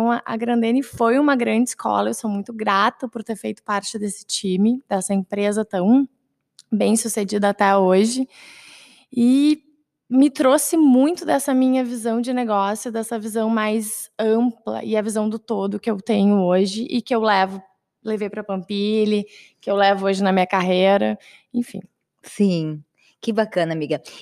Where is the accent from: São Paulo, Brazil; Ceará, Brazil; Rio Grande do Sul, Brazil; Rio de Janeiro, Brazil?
Rio Grande do Sul, Brazil; Porto Alegre; also born or lived in Caxias do Sul; Eu sou de Porto Alegre, então acabei me mudando, ficando um pouco mais longe da minha família.